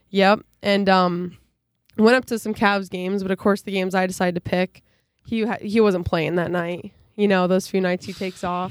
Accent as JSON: {"language": "English", "area": "near Dike-New Hartford", "region": "Iowa", "country": "United States", "tie": "born or raised there", "also_born_or_lived": "Ohio", "said": "be up back in near my hometown"}